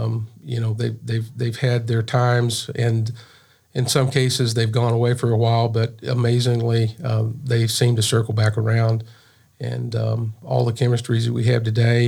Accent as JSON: {"language": "English", "town": "Pauls Valley", "region": "Oklahoma", "country": "United States", "tie": "born or raised there", "said": "I grew up in South Central Oklahoma. Little town called Paul's Valley"}